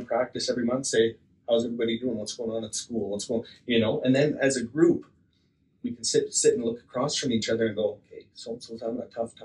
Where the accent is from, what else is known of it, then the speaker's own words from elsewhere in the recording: Slave Lake, Alberta, Canada; also born or lived in St. Paul, Alberta / Edson, Alberta; I grew up in Slave Lake